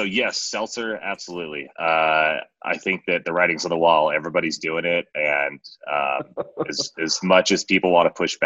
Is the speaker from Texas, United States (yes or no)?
no; Washington, United States; moved away as an adult; now in Colorado, United States; I grew up in Washington State.